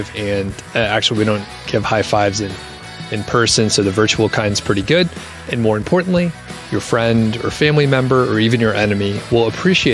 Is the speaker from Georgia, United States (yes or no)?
yes; Atlanta, Georgia, United States; moved away; I'm from Atlanta originally.